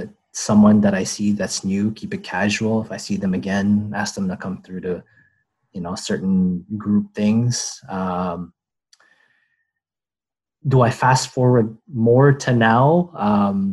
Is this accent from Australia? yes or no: no; Philippines; English is a second language; now in Toronto, Canada; I came from the Philippines. I was a fob, fresh off the boat, spoke broken English